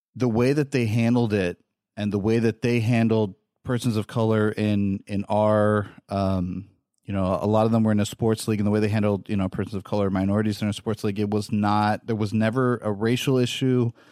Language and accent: English; West Coast, United States; moved away; I come from the West Coast where everybody travels